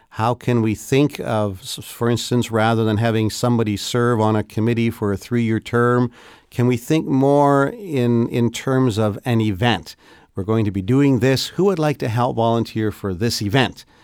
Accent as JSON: {"language": "English", "country": "Canada", "said": "particularly as a Canadian"}